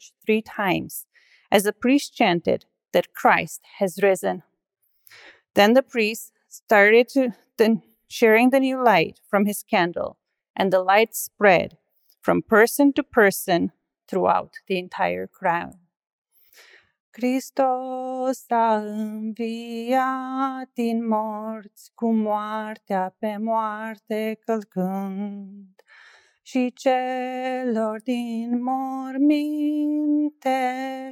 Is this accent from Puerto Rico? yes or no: no; Brașov, Brașov County, Romania; moved away; I was born in Brasov, Romania. It is located in the historical region of Transylvania. To me, it is the most beautiful city